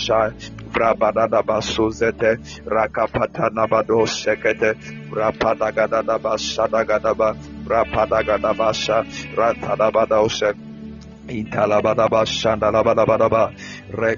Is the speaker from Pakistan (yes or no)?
no; Ghana; I'm from Ghana.